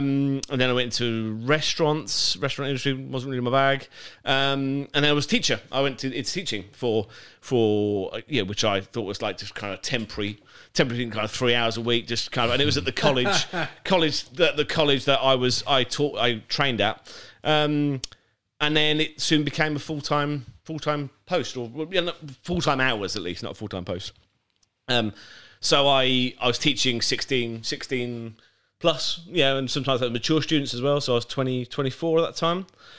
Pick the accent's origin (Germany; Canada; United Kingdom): United Kingdom; Birmingham, West Midlands; accent: generic; also born or lived in Winchester; Because I lost my Birmingham accent. I'm originally from Birmingham. Not from there, but I can't speak like it. I went down to Winchester and I went down with a Birmingham accent, and they were like, "You can't speak like that around here."